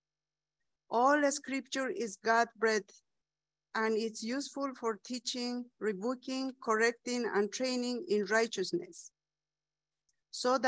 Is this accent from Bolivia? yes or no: yes; Bolivia; English is a second language; I am from Bolivia.